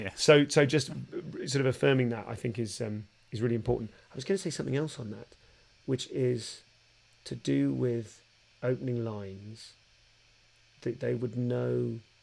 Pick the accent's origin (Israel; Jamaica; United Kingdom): United Kingdom; London; I'm from London